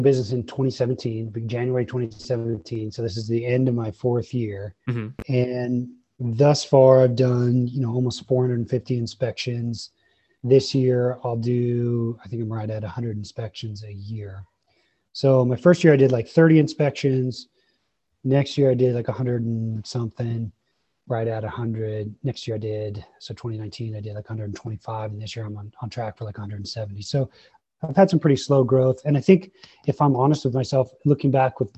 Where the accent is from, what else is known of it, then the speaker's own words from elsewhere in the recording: Longmont, Colorado, United States; I grew up in Longmont